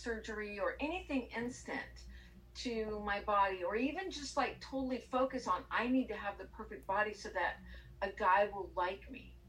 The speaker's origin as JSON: {"language": "English", "region": "Southern California", "country": "United States", "moved": "yes", "lives_now": "Houston, United States", "said": "I am from Southern California, vegan, sober, and liberal"}